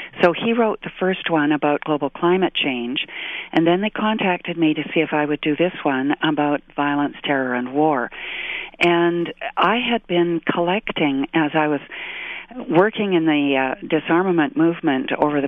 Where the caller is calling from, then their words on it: British Columbia, Canada; I'm in British Columbia, and it's beautiful and sunny this morning.